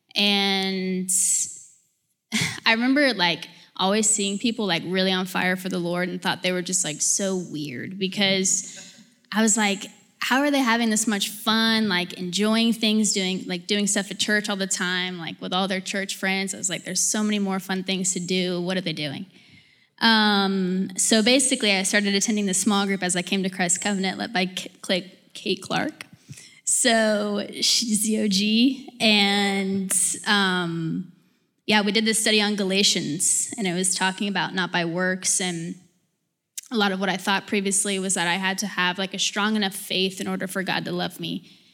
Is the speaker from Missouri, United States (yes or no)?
no; Alpharetta, Georgia, United States; now in Brookhaven, United States; I'm from Alpharetta and live currently in Brookhaven